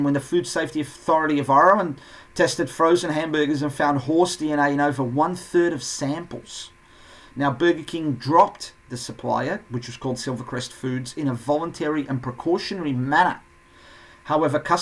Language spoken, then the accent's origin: English; Portugal; moved away; my home country, Portugal